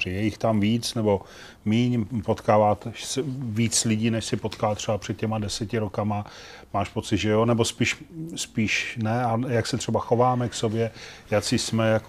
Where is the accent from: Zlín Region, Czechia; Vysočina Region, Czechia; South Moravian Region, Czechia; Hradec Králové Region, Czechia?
Zlín Region, Czechia; Zlín; jsem z Lína, že jo, to, tam je kousek